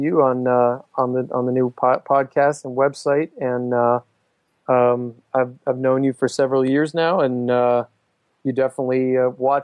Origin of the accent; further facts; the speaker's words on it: Honolulu, Hawaii, United States; I grew up in Honolulu, Hawaii